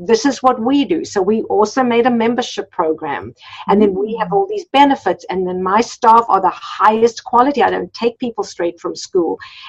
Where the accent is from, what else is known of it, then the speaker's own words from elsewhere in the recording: South Africa; moved away as an adult; So when we came from South Africa, we came with very little money. I had two young children and my husband had been a pharmacist in South Africa, but he wasn't licensed here